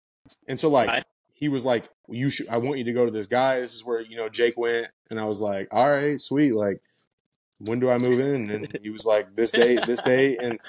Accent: Indiana, United States; You know, I was from Indiana.

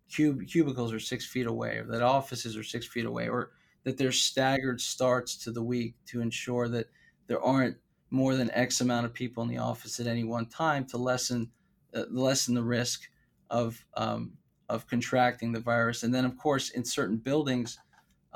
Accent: South Florida, United States; I'm from South Florida

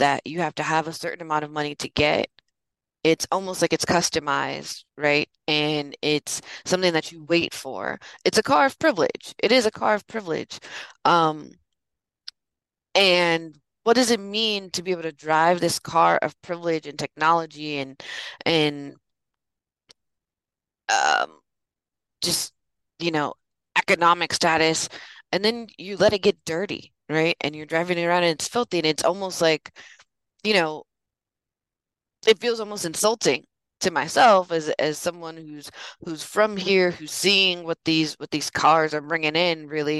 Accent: San Francisco, California, United States; my mom's born and raised in San Francisco, and so am

